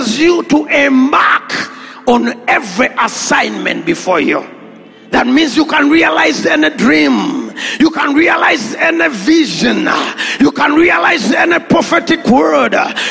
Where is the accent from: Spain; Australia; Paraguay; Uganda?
Uganda; I come from Natete Kumuara